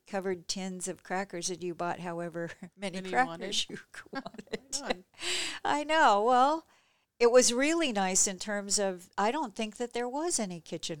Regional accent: Gresham, Oregon, United States; And where I grew up in Gresham, which used to be a tiny little burg with about the same population as Seaside, like 5,000 people or something

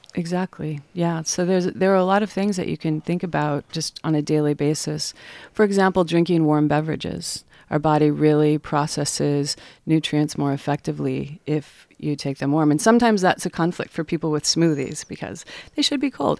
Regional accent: Salt Lake City, Utah, United States; moved away as an adult; now in Astoria, United States; I'm from Salt Lake City, Utah

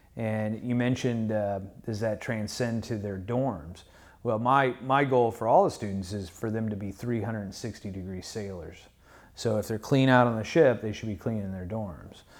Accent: St. Louis, Missouri, United States; moved away as an adult; I was a young man, eighteen years old. I was from Saint Louis, Missouri

